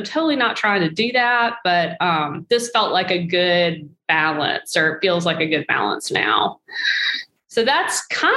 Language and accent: English; Mississippi, United States; now in Iowa, United States; because that's where I live in Iowa and I'm from Mississippi